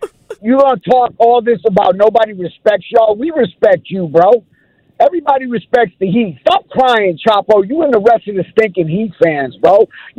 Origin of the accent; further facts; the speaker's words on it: New York City, New York, United States; I'm from Brooklyn